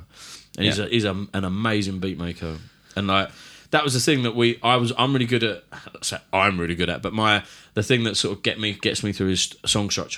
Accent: London, United Kingdom; accent: Cockney; I am a Cockney

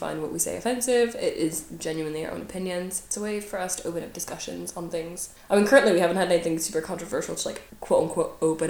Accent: New York, United States; moved away; also born or lived in Pennsylvania; where I grew up in New York and in PA, specifically New York, because that's where I did all of my, like, younger education

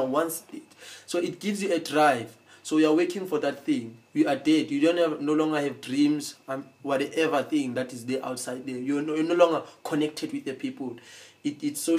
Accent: Soweto, Gauteng, South Africa; where I come from Soweto, you understand, from the streets

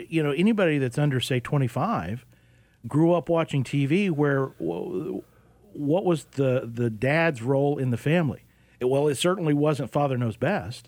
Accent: Oklahoma, United States; now in Arizona, United States; I grew up in Oklahoma.

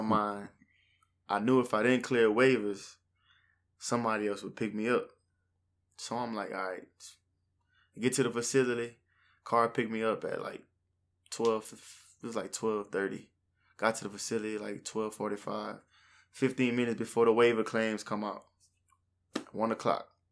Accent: New Iberia, Louisiana, United States; I'm from New Iberia, born and raised

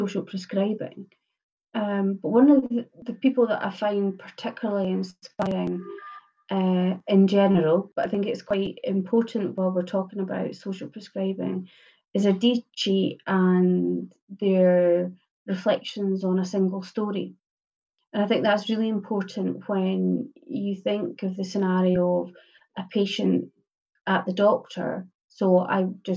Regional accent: Glasgow, Scotland, United Kingdom; I'm a Glaswegian. We always talk in stories

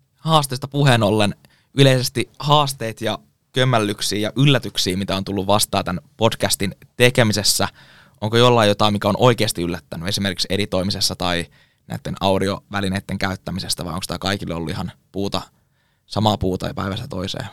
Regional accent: Kouvola, Kymenlaakso, Finland

